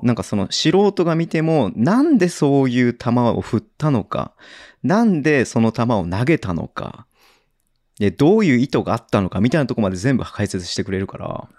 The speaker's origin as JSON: {"language": "Japanese", "area": "Kanto", "region": "Saitama", "country": "Japan", "tie": "born or raised there", "accent": "standard Japanese", "said": "僕はもうずっと生まれも育ちもねあのこの関東埼玉なんで"}